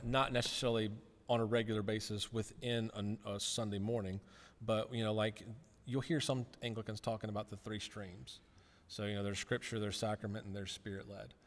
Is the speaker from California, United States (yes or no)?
no; Rock Hill, South Carolina, United States; born or raised there; moved away as an adult; also born or lived in Chattanooga, Tennessee